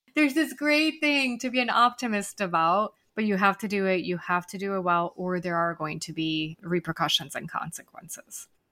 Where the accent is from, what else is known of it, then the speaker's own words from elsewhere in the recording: Serbia; now in Buenos Aires, Argentina; I'm actually originally from Serbia, so my parents are visiting from there